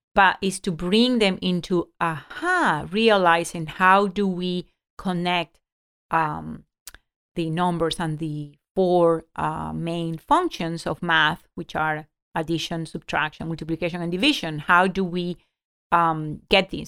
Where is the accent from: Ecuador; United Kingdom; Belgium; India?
Ecuador; moved away; I grew up in Ecuador